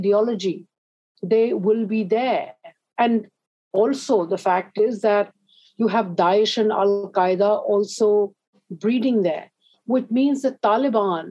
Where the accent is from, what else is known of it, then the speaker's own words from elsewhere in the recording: Pakistan; in my life as a Pakistani